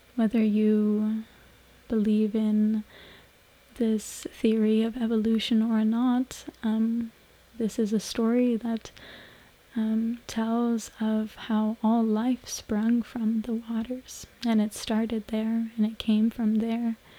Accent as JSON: {"language": "English", "country": "Canada", "tie": "born or raised there", "also_born_or_lived": "Mexico", "moved": "as an adult", "said": "now me and my partner have found our way into Canada, back in my hometown where I grew up after some years for me being away"}